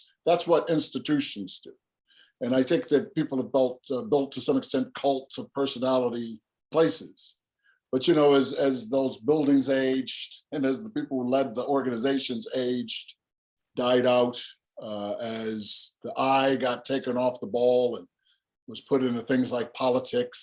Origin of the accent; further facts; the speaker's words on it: Chicago, Illinois, United States; growing up on the South Side of Chicago